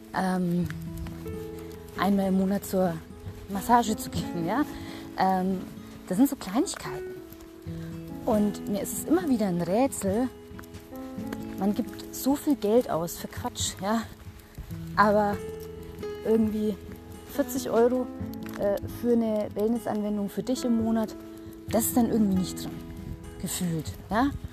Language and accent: German; Germany; bei uns in Deutschland